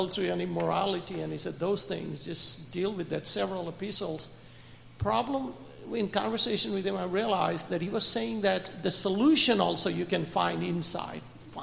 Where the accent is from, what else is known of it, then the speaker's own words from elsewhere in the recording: India; and then I have talked to Buddhist people in India also. I'm from India.